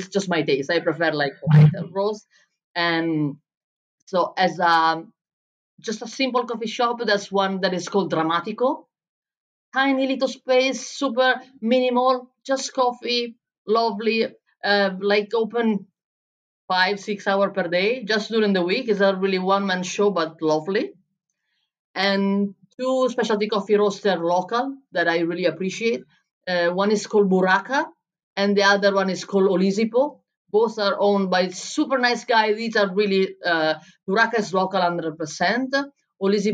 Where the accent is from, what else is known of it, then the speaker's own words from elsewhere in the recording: Bologna, Emilia-Romagna, Italy; first language Italian; English is a second language; moved away as an adult; also born or lived in Berlin; in Italy, in Bologna, in my hometown